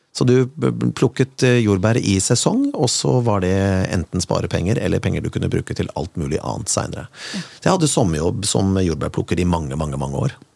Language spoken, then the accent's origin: Norwegian; Kongsberg, Buskerud, Norway; fra oppveksten min på Kongsberg